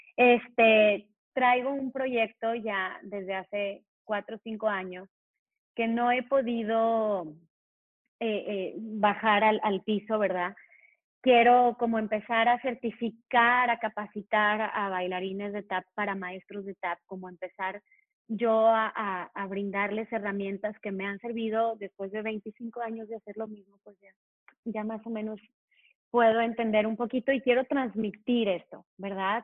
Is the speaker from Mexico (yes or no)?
yes; Mexico; yo nací, yo nací en México, no nací en Estados Unidos